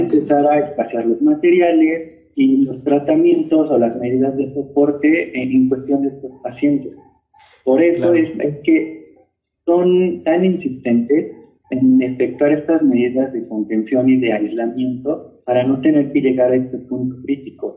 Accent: Mexico; como mexicanos

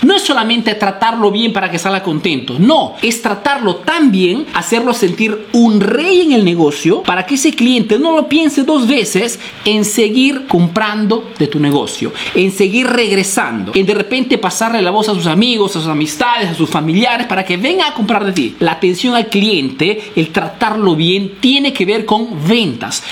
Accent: Peru; now in Italy

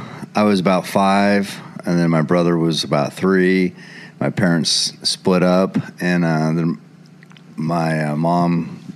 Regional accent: Eugene, Oregon, United States; born or raised there

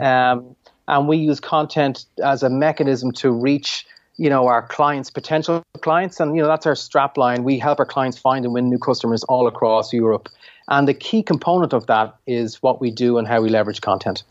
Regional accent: Ireland; I'm an Irish entrepreneur

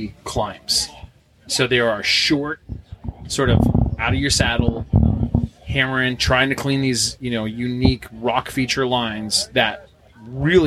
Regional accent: New Hampshire, United States; I'm from New Hampshire. I got to drive down here

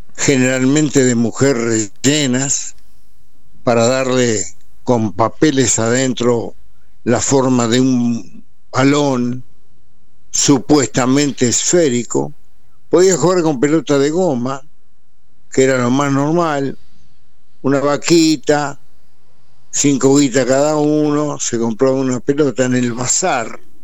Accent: Buenos Aires, Argentina; also born or lived in Montevideo, Uruguay; Yo nací en Montevideo y a los tres años me vine, para, me trajeron para Buenos Aires y yo, estando en Buenos Aires, adquirí la cultura de la porteñidad

